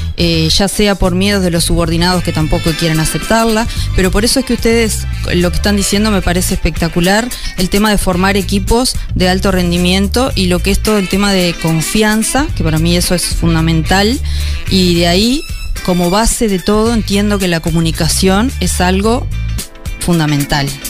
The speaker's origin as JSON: {"language": "Spanish", "town": "Rosario", "region": "Colonia", "country": "Uruguay", "also_born_or_lived": "Montevideo", "moved": "as an adult", "said": "yo soy de Rosario, eh, estuve muchos años en Montevideo porque me fui a, estudiar."}